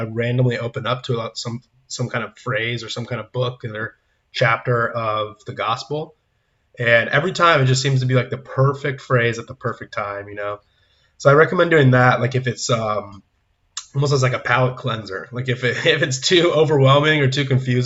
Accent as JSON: {"language": "English", "town": "San Diego", "region": "California", "country": "United States", "moved": "as an adult", "lives_now": "Nashville, United States", "said": "I'm from California, coming from San Diego, but I'm in Nashville, Tennessee now, as of the last few months"}